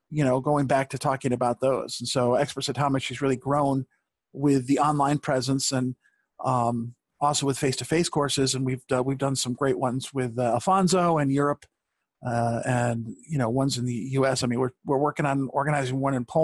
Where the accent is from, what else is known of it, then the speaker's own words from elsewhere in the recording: Rochester, New York, United States; and everyone found out I was from Rochester.